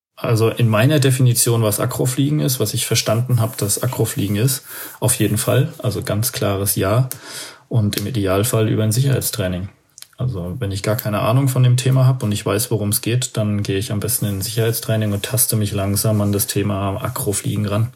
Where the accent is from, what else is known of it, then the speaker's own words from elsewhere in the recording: Aschaffenburg, Bavaria, Germany; ich komme ja aus Aschaffenburg, das ist in der Nähe von Frankfurt da oben